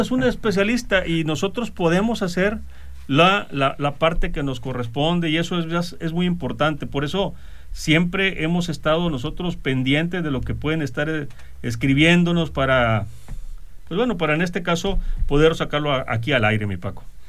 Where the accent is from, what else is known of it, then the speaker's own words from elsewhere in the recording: Mexico; nosotros como mexicanos